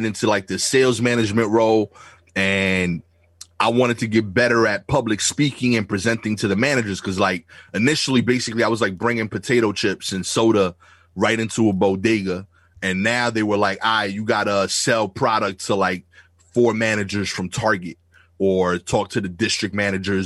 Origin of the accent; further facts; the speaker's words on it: New York City, New York, United States; accent: thick Brooklyn; my thick Brooklyn accent